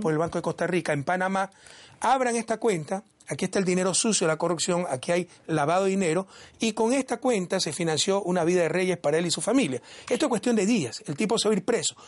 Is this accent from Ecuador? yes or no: yes; Ecuador; moved away as an adult; Yo salí en julio del 2017 del Ecuador